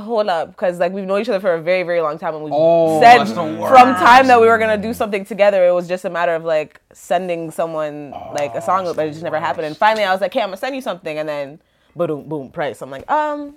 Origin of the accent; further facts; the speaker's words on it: Canada; I'm so friggin' Canadian. Like, my accent's not that great.